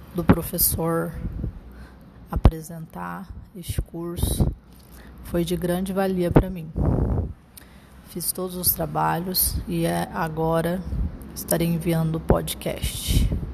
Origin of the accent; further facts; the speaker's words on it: Mato Grosso, Brazil; also born or lived in Umuarama, Paraná, Brazil / Lucas do Rio Verde, Mato Grosso, Brazil; há 27 anos no estado do Mato Grosso. Sou natural de Umorama, no Paraná. Tenho 27 anos